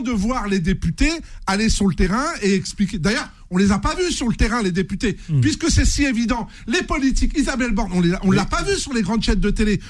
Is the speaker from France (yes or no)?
yes; Seine-Saint-Denis, Île-de-France, France; Je suis né en Seine-Saint-Denis, j'ai grandi là-bas